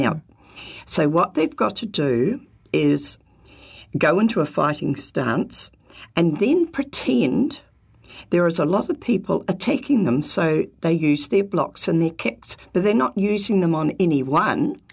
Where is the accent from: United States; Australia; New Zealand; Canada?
New Zealand; being a typical Kiwi